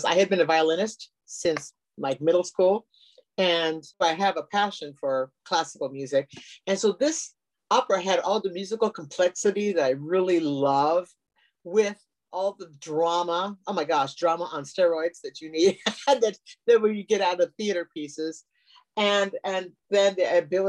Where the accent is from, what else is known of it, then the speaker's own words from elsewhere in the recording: Lincoln, Nebraska, United States; moved away as an adult; also born or lived in Costa Rica; now in Oregon, United States; I was born and raised in Lincoln, Nebraska